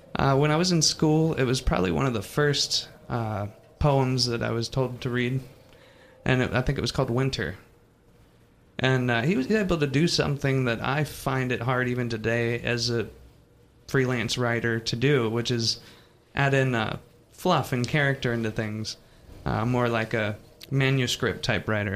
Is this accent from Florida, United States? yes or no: yes; Jacksonville, Florida, United States; moved away as an adult; also born or lived in Wyoming; I'm from Jacksonville, Florida